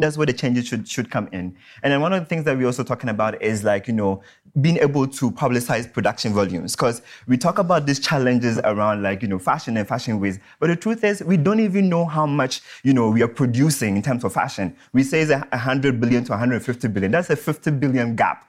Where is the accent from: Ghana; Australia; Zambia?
Ghana; so I'm from Ghana